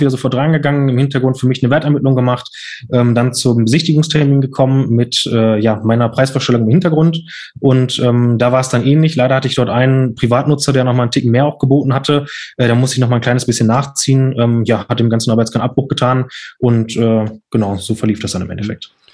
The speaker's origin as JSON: {"language": "German", "town": "Lünen", "region": "North Rhine-Westphalia", "country": "Germany", "tie": "born or raised there", "said": "in Lünen hier, weil ich ja dort nicht aufgewachsen bin"}